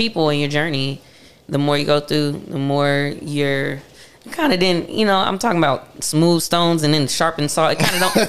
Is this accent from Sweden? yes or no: no; Charlotte, North Carolina, United States; also born or lived in Hempstead, Long Island, New York / New York; But I am originally from Hempstead. I was born in Hempstead, but I moved to Charlotte when I was 2. Right. So I'm from Charlotte. Okay. Yeah. I grew up in Charlotte.